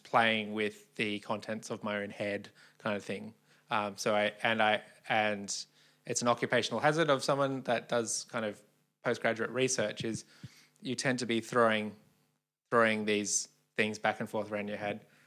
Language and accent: English; Australia; growing up in Australia